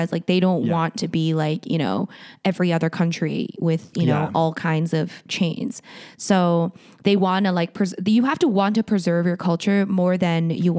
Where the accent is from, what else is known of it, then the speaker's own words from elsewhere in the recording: Canada; Canada is even more so because we are a British colony.